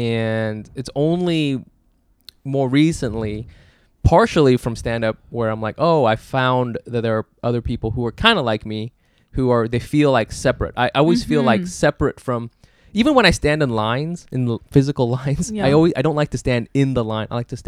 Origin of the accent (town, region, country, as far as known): Orange County, California, United States; born or raised there; also born or lived in Dallas, Texas / Plano, Texas / Berkeley, California